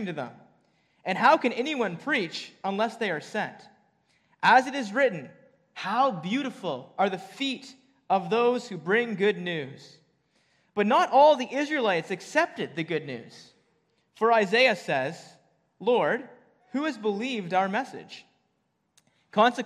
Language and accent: English; Bridgenorth, Ontario, Canada; I grew up just outside of Bridge North on a farm